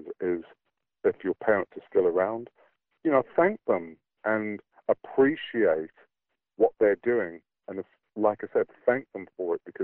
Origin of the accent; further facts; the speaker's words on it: England, United Kingdom; moved away as an adult; now in New Zealand; I grew up in Britain as part of the black British community, and that was what my identity was.